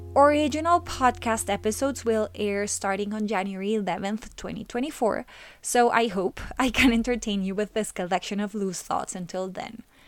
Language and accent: English; Colombia; my home country of Colombia